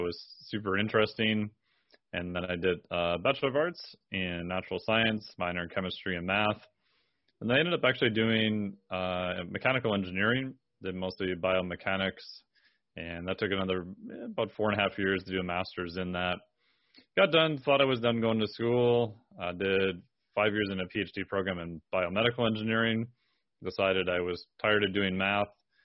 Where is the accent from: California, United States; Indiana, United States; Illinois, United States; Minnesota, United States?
Minnesota, United States; I'm from Minnesota